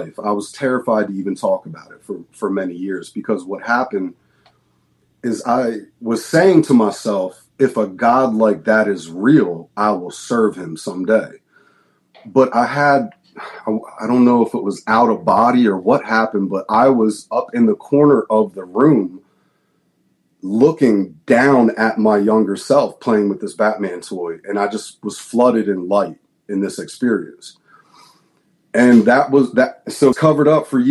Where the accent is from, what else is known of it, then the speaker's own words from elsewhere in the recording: outside of Philadelphia, Pennsylvania, United States; I'm the youngest of three, and we grew up outside of Philadelphia